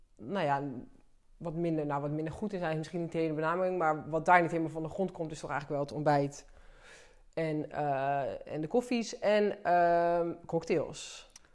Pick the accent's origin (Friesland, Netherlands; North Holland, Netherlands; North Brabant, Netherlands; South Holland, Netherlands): South Holland, Netherlands; Delft; We komen allebei uit Delft